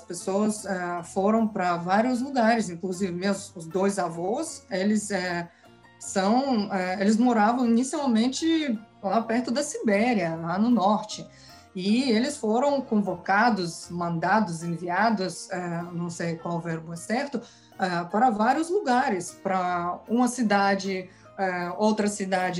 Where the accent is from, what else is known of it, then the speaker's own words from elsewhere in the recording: Kazakhstan; Portuguese is a second language; moved away; eu nasci no Cazaquistão, cresci no Cazaquistão, aqui é a minha pátria